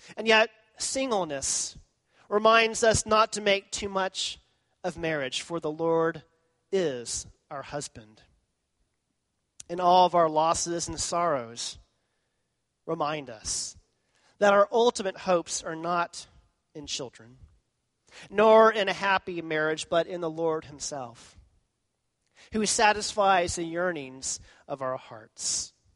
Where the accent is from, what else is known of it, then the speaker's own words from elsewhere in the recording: Texas, United States; I was from Texas